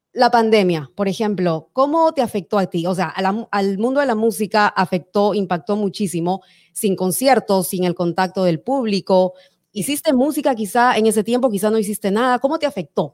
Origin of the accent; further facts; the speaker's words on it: Peru; moved away; Yo soy peruana